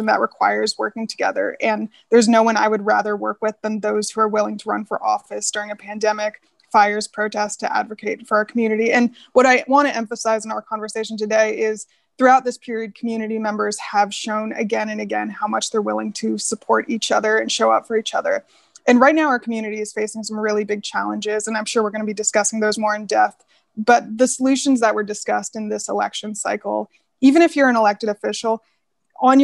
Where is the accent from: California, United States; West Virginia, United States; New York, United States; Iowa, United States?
California, United States; Palo Alto; I grew up in Palo Alto, obviously, had a really great experience growing up in Palo Alto